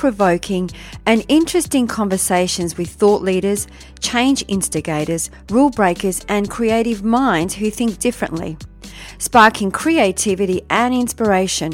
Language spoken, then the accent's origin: English; Melbourne, Victoria, Australia; actually from Melbourne, my hometown